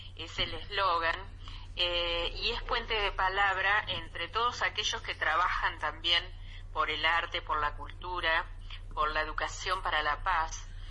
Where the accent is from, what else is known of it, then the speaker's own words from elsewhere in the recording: Colonia del Sacramento, Colonia, Uruguay; moved away as an adult; now in Buenos Aires, Argentina; Uruguay, que es mi país, ¿no? Sí, Aunque sí, resido hace 34 años en Buenos Aires.